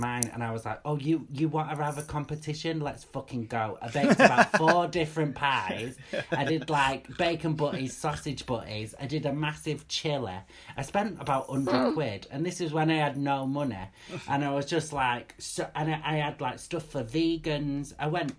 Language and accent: English; the North, the north of England, United Kingdom; I'm more Northern than I am gay